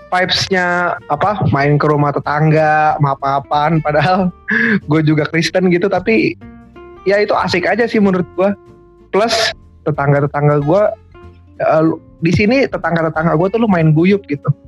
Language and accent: Indonesian; Medan, North Sumatra, Indonesia; Biasanya tuh gua punya kebiasaan mudik itu dua tahun sekali ke Medan. Karena ya selain itu kampung gue juga jauh ya, ongkos ke sana.